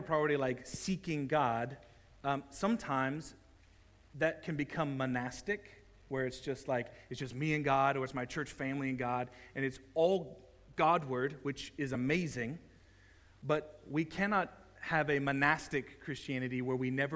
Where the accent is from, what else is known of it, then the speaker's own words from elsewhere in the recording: United States; moved away; both Jess and I grew up in Southern Baptist environment. In Texas and in Oklahoma